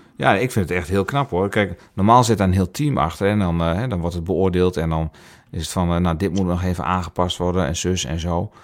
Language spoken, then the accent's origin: Dutch; Netherlands; wij als Nederlanders